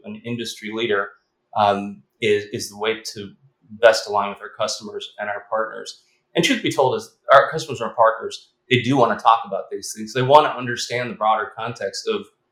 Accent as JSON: {"language": "English", "town": "Chicago", "region": "Illinois", "country": "United States", "tie": "born or raised there", "said": "We grew up in Chicago"}